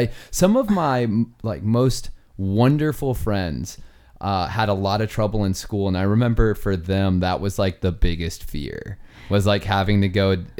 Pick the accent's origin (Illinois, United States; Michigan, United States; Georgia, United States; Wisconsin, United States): Georgia, United States; Not a Southern thing, by the way. She can't pawn that off as a Southern thing. I'm from Georgia.